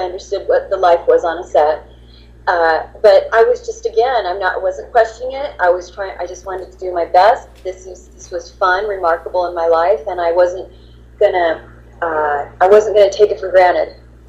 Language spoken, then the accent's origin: English; Texas, United States; And remember, I'm from Texas, so everything I was doing was going to be a little bit not so correct, because I'm Southern, you know.